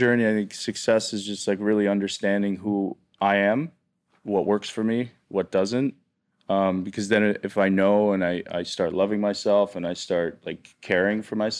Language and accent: English; Canada; And for my whole life, I grew up in Canada.